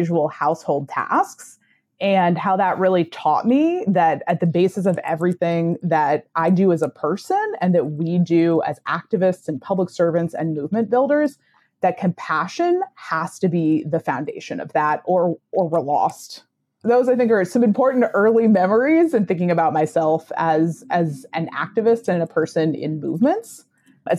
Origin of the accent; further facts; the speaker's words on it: West Virginia, United States; born and I grew up in West Virginia